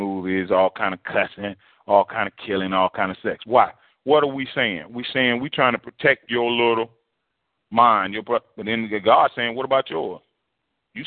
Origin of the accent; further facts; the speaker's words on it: New Jersey, United States; moved away; when I grew up in New Jersey